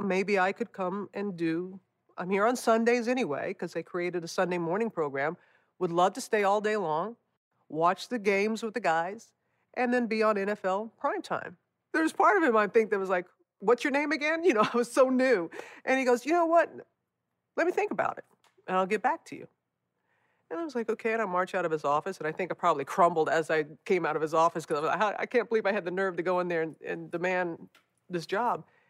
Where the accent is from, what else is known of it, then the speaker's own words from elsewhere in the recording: United States; moved away; the destruction of my hometown after, after Katrina